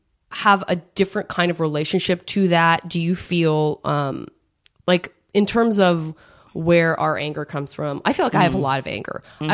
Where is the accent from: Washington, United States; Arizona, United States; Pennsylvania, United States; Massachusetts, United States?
Arizona, United States; Tucson; I'm from Tucson, Arizona, and there's definitely a black population there